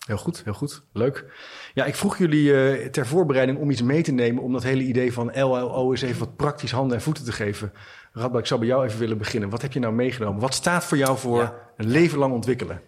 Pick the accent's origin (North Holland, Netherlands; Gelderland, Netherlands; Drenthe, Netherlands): North Holland, Netherlands; Bussum; ik kom hier uit Bussum